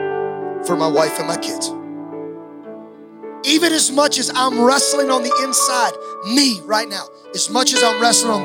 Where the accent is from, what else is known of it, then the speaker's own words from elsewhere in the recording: Ravenna, Ohio, United States; an 11-year-old boy in Ravenna, Ohio